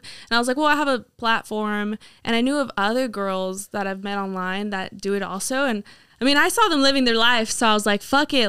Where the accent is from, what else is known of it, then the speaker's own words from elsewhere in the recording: Hamilton City, California, United States; moved away as an adult; now in Chico, United States; I grew up in Hamilton City